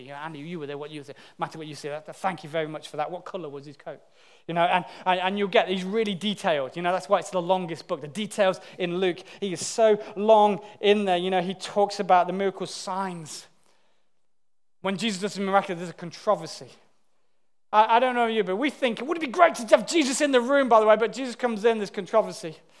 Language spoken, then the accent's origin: English; United Kingdom; as British people